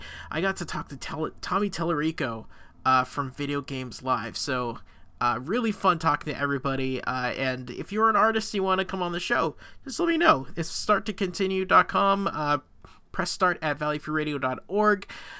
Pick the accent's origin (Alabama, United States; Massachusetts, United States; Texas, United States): Massachusetts, United States; moved away; music that is directly from Massachusetts, my home state.